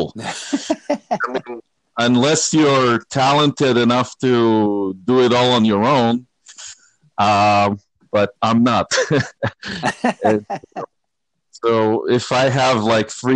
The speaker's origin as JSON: {"language": "English", "country": "Israel", "tie": "born or raised there", "moved": "yes", "lives_now": "Los Angeles, United States", "said": "I grew up in Israel"}